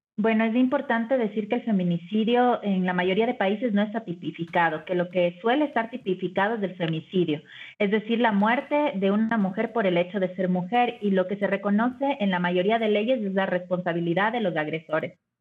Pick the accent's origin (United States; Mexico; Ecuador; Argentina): Ecuador; en Ecuador, que es de donde yo vengo